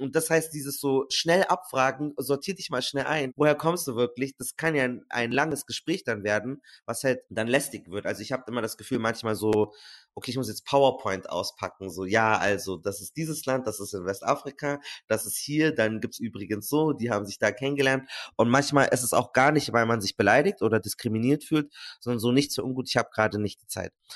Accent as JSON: {"language": "German", "town": "Munich", "region": "Bavaria", "country": "Germany", "said": "Ich komme aus München"}